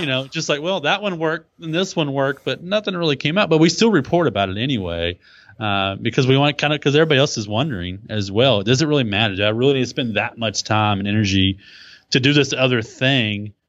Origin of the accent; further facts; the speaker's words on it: Texas, United States; accent: Texas; my Texas accent